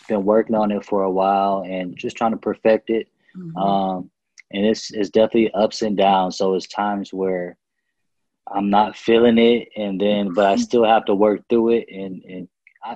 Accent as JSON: {"language": "English", "town": "Phoenix", "region": "Arizona", "country": "United States", "moved": "as an adult", "lives_now": "Dallas, United States", "said": "I'm originally from Phoenix. So I've moved to Dallas just a year ago."}